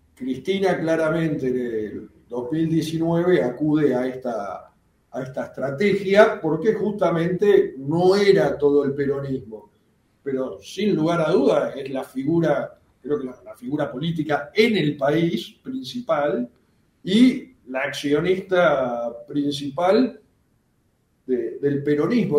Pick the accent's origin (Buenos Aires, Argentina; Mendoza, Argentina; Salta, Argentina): Buenos Aires, Argentina; soy de, me crié en el, en Plaza Italia